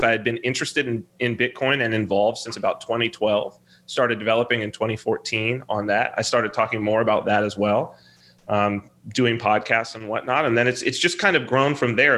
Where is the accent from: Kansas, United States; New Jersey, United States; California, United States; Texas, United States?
California, United States; Southern; I'm from Southern California